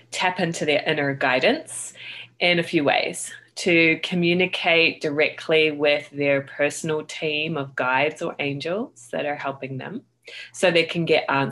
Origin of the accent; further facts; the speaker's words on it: Christchurch, Canterbury, New Zealand; I grew up in Christchurch, New Zealand